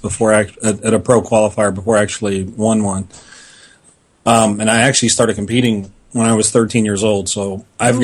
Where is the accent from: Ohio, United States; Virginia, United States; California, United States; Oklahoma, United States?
Ohio, United States; Columbus; it's here in my hometown